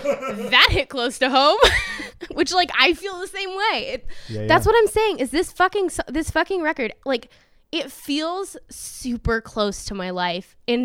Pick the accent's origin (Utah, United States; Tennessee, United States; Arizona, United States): Tennessee, United States; now in Los Angeles, United States; because I'm from Tennessee and I moved to L.A.